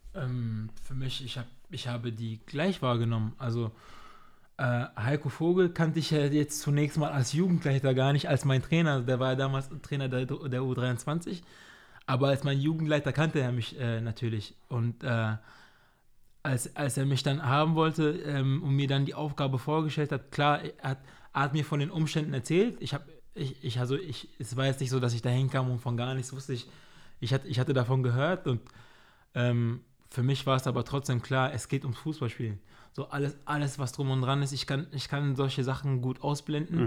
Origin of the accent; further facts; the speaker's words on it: Germany; also born or lived in Cameroon; Ich bin, ich bin hier aufgewachsen, ich fühle mich hier sehr wohl.